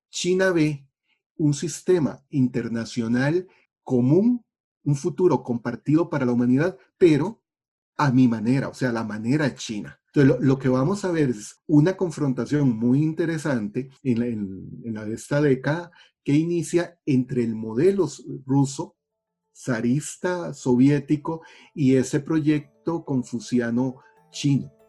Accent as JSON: {"language": "Spanish", "country": "Costa Rica", "said": "como costarricenses nos acostumbramos a no pensar en la geografía"}